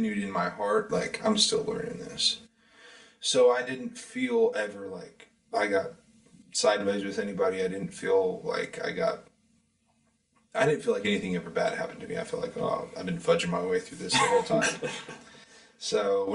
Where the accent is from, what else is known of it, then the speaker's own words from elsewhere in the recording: Kansas, United States; moved away as an adult; also born or lived in Carbondale, Illinois / Nashville, Tennessee; I'm from Kansas